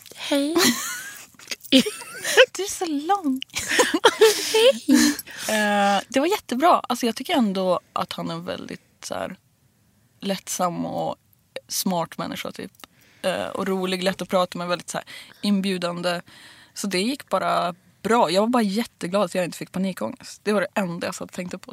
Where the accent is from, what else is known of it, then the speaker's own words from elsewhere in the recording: Bollstabruk, Västernorrland County, Sweden; moved away; Kramfors, mm. Bollstabruk